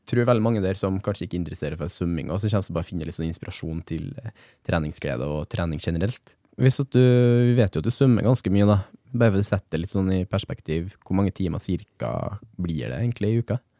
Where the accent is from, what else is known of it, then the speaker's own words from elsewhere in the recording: Levanger, Trøndelag, Norway; på Levanger der jeg er fra